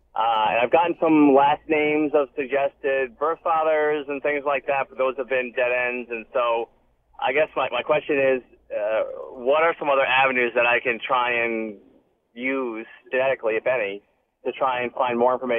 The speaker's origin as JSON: {"language": "English", "region": "Texas", "country": "United States", "tie": "born there", "said": "I was adopted from Texas in '70s."}